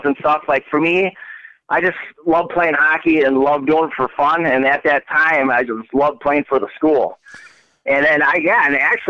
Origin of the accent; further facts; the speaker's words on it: Brookfield, Wisconsin, United States; moved away as an adult; also born or lived in Sweden / Germany / North Dakota; now in Minnesota, United States; I grew up in Brookfield